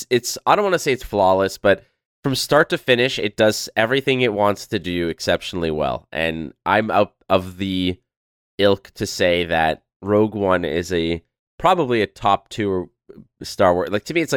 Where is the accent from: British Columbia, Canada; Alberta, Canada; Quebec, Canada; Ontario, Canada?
Quebec, Canada; Montreal; is a cultural icon in Quebec and in the city that I was born and raised in Montreal.